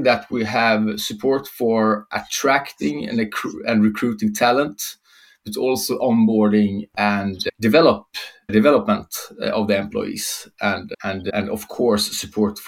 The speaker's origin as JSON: {"language": "English", "area": "south of Jönköping", "region": "Småland", "country": "Sweden", "also_born_or_lived": "Linköping", "second_language": "English", "moved": "as an adult", "lives_now": "Höllviken, Sweden", "said": "I am originally from Småland, the darkest Småland, south of Jönköping"}